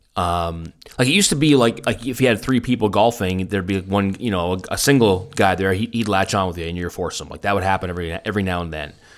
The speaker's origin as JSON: {"language": "English", "town": "Vancouver", "region": "British Columbia", "country": "Canada", "tie": "born or raised there", "moved": "as an adult", "lives_now": "Germany", "said": "when I grew up in Vancouver"}